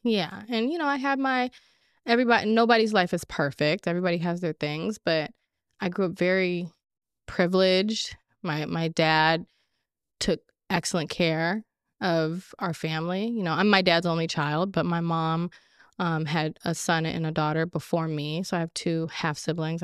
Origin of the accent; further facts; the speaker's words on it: Orange County, California, United States; also born or lived in Los Angeles, California; raised in Orange County. I was born at Cedar, born at Cedar Sinai Hospital, which is in L